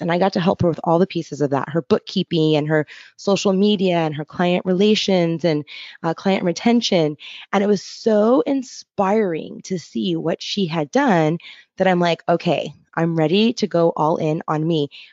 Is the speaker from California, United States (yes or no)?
yes; Los Angeles, California, United States; moved away as an adult; also born or lived in Encinitas, California; now in Portland, United States; I'm from Los Angeles, California, and actually made my way here via San Diego